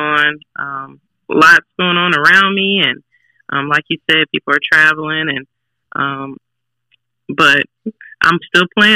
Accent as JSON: {"language": "English", "town": "Milwaukee", "region": "Wisconsin", "country": "United States", "moved": "as an adult", "lives_now": "Fox Cities, United States", "said": "I am from the great city of Milwaukee, Wisconsin"}